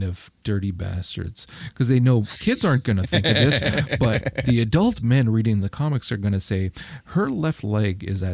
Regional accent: Canada; I'm Canadian

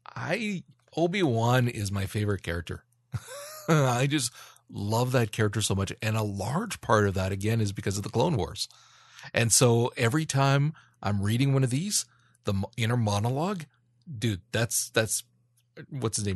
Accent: Canada; I'm Canadian

